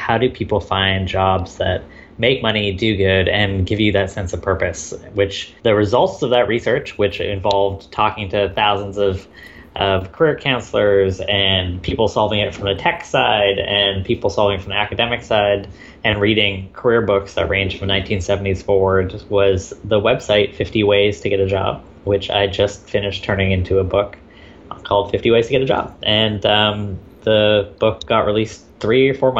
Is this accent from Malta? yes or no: no; Victoria, British Columbia, Canada; I am Canadian. I grew up in a small town called Victoria, BC